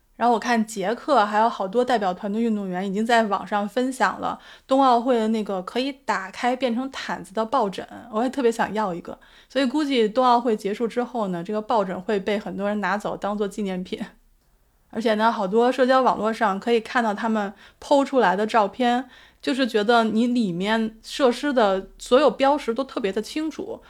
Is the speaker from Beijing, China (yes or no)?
yes; Beijing, China; now in Australia; 我是北京人，我的家人都在北京